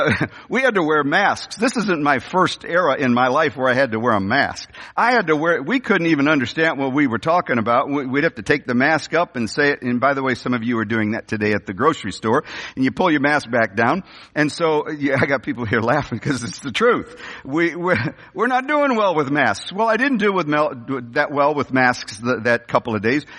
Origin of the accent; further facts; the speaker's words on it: St. Louis, Missouri, United States; I was raised in the North County of the St. Louis area.